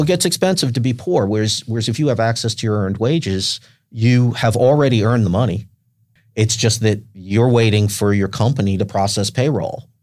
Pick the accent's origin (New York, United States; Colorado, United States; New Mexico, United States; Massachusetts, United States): New York, United States; Westchester County; now in San Diego, United States; I grew up in Westchester County, in, in New York, just north of New York City